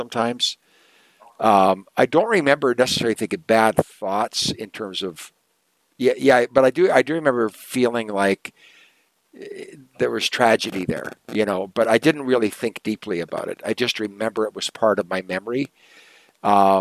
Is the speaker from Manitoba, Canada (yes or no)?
no; Kenora, Ontario, Canada; I grew up in Kenora, Ontario